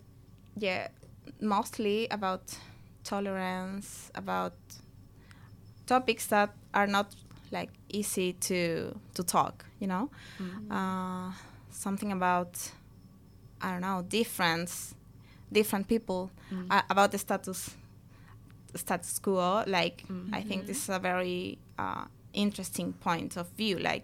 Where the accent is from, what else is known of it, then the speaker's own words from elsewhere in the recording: Chile; moved away; we're from Chile.